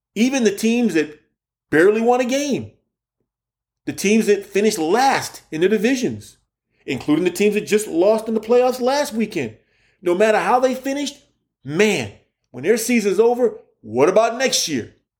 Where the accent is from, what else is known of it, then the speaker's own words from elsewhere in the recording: Key West, Florida, United States; moved away as an adult; also born or lived in Indiana; I'm from Key West, Florida